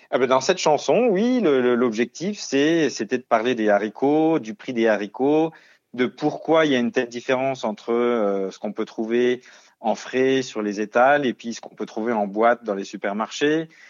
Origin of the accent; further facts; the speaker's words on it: Lorraine, Grand Est, France; moved away as an adult; j'en ai profité de retourner dans ma région natale avec ma compagne